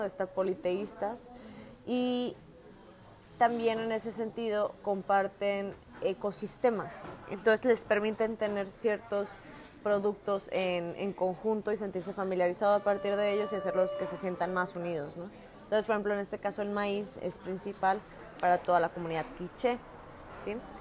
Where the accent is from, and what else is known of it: Mexico